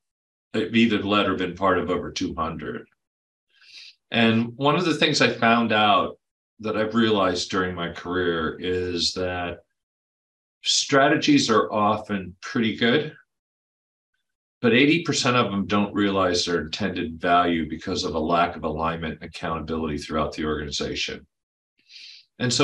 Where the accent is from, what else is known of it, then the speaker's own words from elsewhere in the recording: Mid-Atlantic states, United States; moved away as an adult; now in California, United States; I grew up on the East in the Mid-Atlantic states.